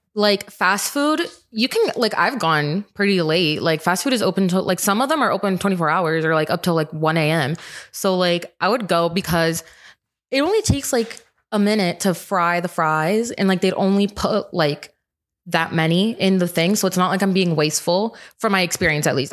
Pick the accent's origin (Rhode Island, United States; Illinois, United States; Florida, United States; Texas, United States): Rhode Island, United States; I'm from Rhode Island